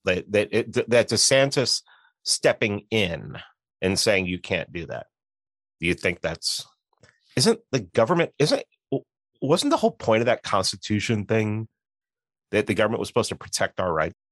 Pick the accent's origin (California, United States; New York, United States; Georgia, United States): New York, United States; New York City; moved away as an adult; also born or lived in Atlanta; I grew up in New York City. I lived in Atlanta for seventeen years